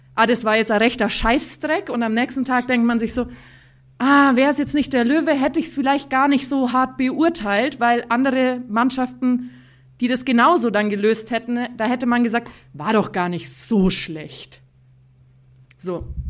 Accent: Bavaria, Germany; ich bin gebürtig aus der schönsten Stadt der Welt, bin aber quasi die feinste Mischung aus Bayern, die es gibt, weil bei mir vereinen sich Oberbayern und Niederbayern

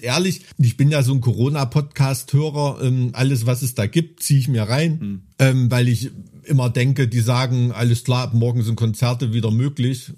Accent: Germany; now in Thuringia, Germany; Ich bin ja in einer katastrophengeschützten DDR aufgewacht, die ersten, auf, aufgewachsen, die ersten 12, 13 Jahre

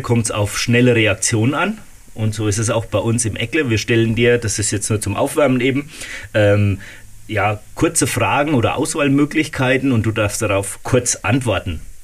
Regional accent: Waldfenster, Bavaria, Germany; in äh, Waldfenster, in meinem Heimatort

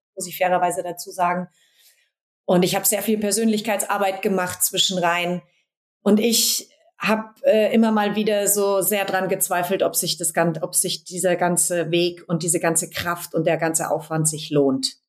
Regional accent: Berlin, Germany; hier in Berlin, klar in, meinem Heimat, in meiner Heimatstadt

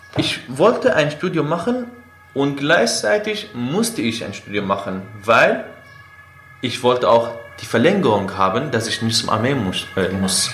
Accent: Aleppo, Aleppo Governorate, Syria; first language Kurdish, Arabic; German is a second language; moved away as an adult; also born or lived in Afrin, Syria / Turkey; now in Berlin, Germany; in Aleppo wohnen, wie ich, da geboren

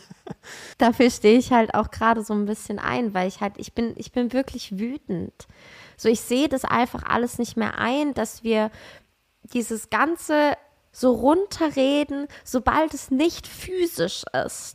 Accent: Aschaffenburg, Bavaria, Germany; ich komme doch aus Aschaffenburg

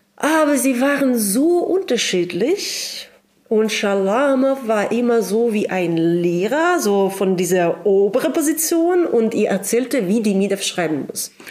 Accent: Sakhalin Oblast, Russia; German is a second language; moved away as an adult; also born or lived in Moscow; now in Berlin, Germany; ich komme aus Sachalin. Das ist die größte Insel äh, der Russischen Föderation.

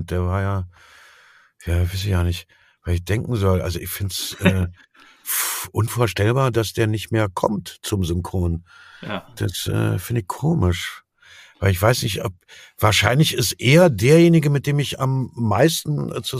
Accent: East Germany, Germany; ich bin ja Atheist, ne? so bin ich erzogen in der DDR aufgewachsen, so aus kommunistischem Haushalt.

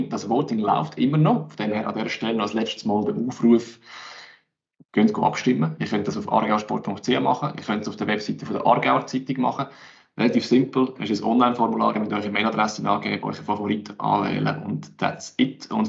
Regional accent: Aargau, Switzerland; sehe mir vielleicht jetzt als Aargauer Sicht ein bisschen anders

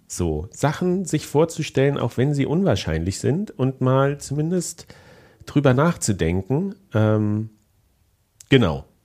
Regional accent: GDR, East Germany, Germany; also born or lived in Leipzig; ich bin ja auch noch ein Kind der DDR

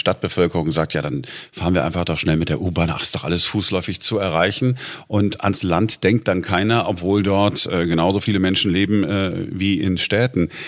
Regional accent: Duisburg, North Rhine-Westphalia, Germany; Wenn ich, ich bin in Duisburg groß geworden und wenn ich da jetzt mal zu Besuch bin

